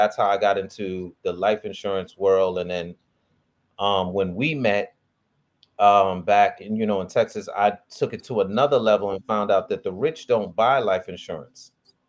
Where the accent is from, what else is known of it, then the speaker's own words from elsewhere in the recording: Nigeria; Me being the Nigerian, like, wait a minute.